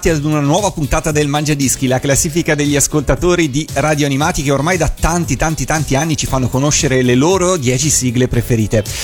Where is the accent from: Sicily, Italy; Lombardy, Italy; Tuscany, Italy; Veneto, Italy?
Lombardy, Italy; Busto Arsizio; sono nato, cresciuto a Busto